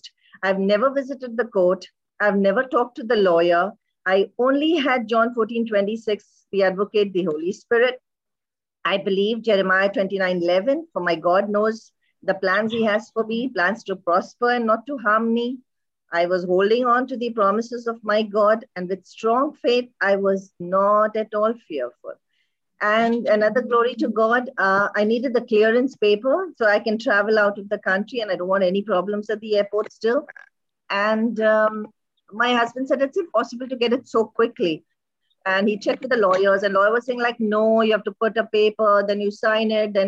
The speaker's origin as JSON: {"language": "English", "country": "India", "also_born_or_lived": "Dubai, United Arab Emirates", "moved": "yes", "lives_now": "Kuwait", "said": "I'm an Indian and living in Kuwait"}